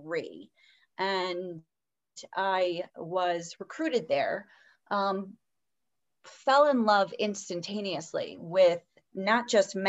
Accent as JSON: {"language": "English", "town": "Baltimore", "region": "Maryland", "country": "United States", "tie": "born or raised there", "moved": "as an adult", "lives_now": "Colorado, United States", "said": "I was born and raised in Baltimore, or Smaltimore, as we called it."}